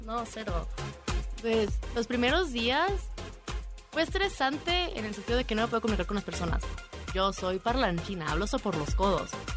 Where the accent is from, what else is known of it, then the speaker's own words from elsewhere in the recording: Guadalajara, Jalisco, Mexico; moved away as an adult; now in South Korea; varios de los grupos son de mi tierra, así que venga Guadalajara